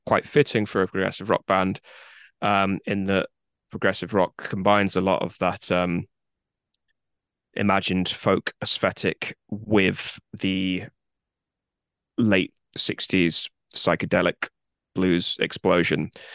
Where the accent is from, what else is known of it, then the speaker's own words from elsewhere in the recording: Guildford, South East England, United Kingdom; accent: posh Southern; moved away as an adult; now in Leeds, United Kingdom; I live in Leeds. I have done for at least fifteen years, but I grew up in a town called Guildford, which is in the far south of England